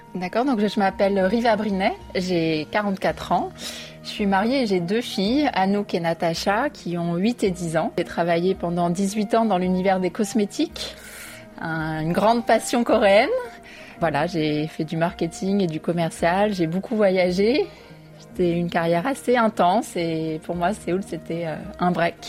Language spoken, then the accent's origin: French; Paris, Île-de-France, France; moved away as an adult; now in South Korea; j'ai grandi à Paris dans le 13e arrondissement qui est le quartier chinois